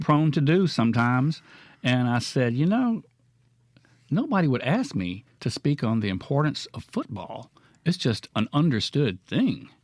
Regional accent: Florence, Mississippi, United States; also born or lived in Brookhaven, Mississippi / Amory, Mississippi; I grew up in Florence and my father was a coach

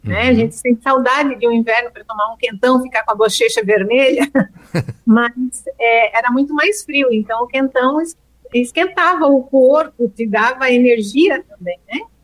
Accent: Brazil; a gente se identifica como brasileiro

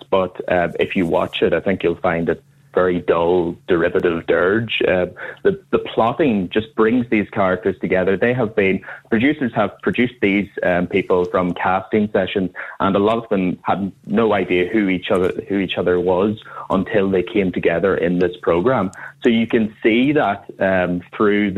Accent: County Tyrone, Northern Ireland, United Kingdom; I'm from Tyrone myself

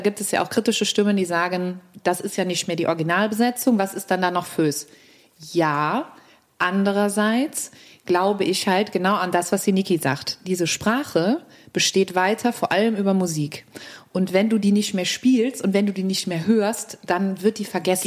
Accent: Cologne, North Rhine-Westphalia, Germany; ich bin in der Südstadt groß geworden

